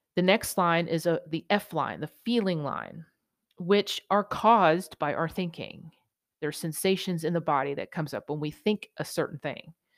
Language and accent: English; New York, United States; being a New Yorker